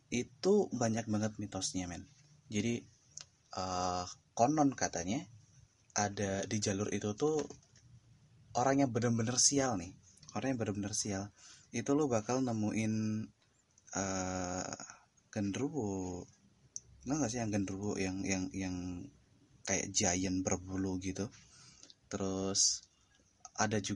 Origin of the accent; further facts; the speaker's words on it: Mukomuko, Bengkulu, Indonesia; now in Yogyakarta, Indonesia; Tentang pengalaman-pengalaman orang-orang di desa gue Termasuk pengalaman gue pribadi ketika gue belum di Jogja itu waktu gue masih di Bengkulu lebih tepatnya di Mukomuko sih sebenarnya